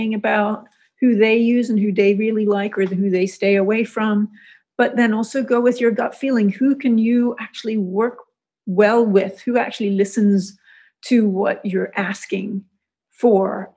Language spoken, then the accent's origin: English; Hong Kong; also born or lived in Zurich, Switzerland; now in Florida Keys, United States; I grew up in Hong Kong